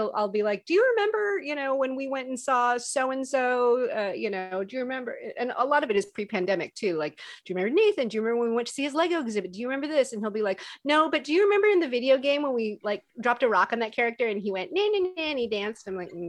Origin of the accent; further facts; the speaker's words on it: California, United States; also born or lived in North Carolina / Alabama; I did. I grew up all over the place, actually, in California. And then I was in North Carolina when I was like 4 or 5. And then when I was like 6, 7, I was in Alabama.